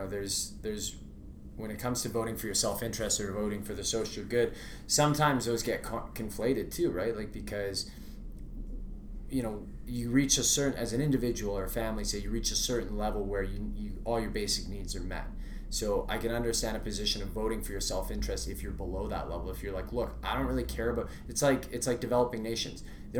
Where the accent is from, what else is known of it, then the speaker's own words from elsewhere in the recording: Vancouver, British Columbia, Canada; also born or lived in Alberta / Ontario; So I grew up in Vancouver, right?